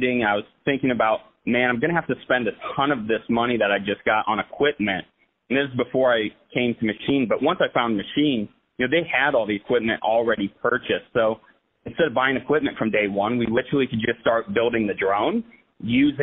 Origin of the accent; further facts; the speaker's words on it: Plymouth, Indiana, United States; I grew up in Plymouth, Indiana